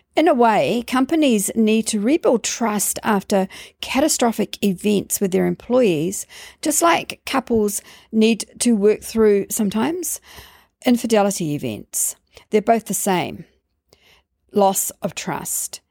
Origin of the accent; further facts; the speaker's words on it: London, United Kingdom; growing up in London